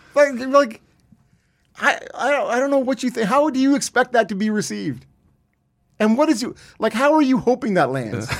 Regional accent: Canada; so we're all Canadian

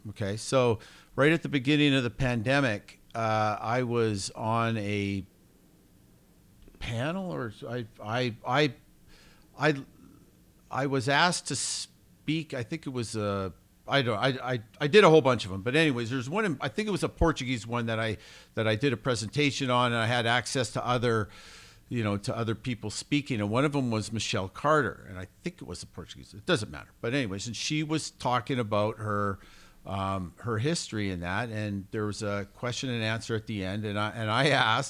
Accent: Canada; moved away; I come from Canada where school sports are basically dead

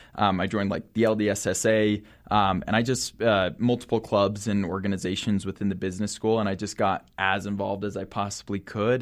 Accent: Salt Lake City, Utah, United States; I grew up in Salt Lake City.

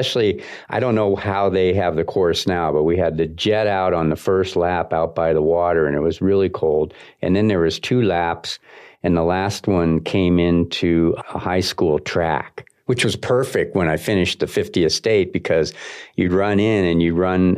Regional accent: Erie, Pennsylvania, United States; Erie, the Presque Isle, Erie Marathon, my hometown

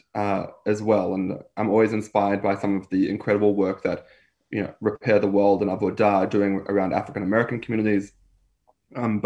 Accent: New Zealand; moved away as an adult; now in Australia; growing up in New Zealand, I saw Maori people or Polynesian people

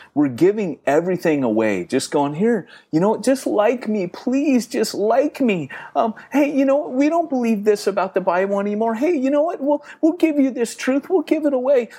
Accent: United States; moved away; being typically American and not very British

